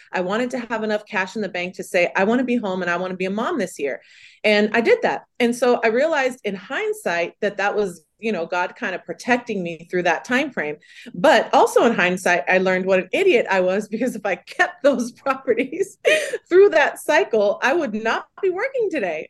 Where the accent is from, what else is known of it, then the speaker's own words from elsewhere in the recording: California, United States; I'm from California, born and raised